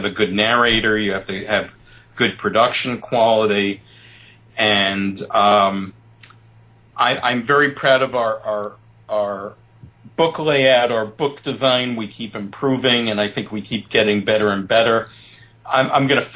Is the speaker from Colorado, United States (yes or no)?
no; New York City, New York, United States; also born or lived in Chicago / Palm Springs area; now in Palm Springs, United States; I grew up in Brooklyn.